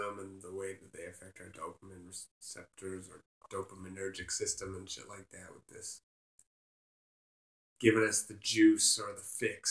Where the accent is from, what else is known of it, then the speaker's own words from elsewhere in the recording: Canada; I love being a Canadian